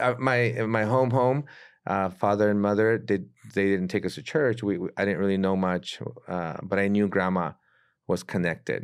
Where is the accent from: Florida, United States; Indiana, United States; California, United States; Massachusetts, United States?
California, United States; San Diego; moved away as an adult; now in Mexico City, Mexico; I'm originally born and raised in San Diego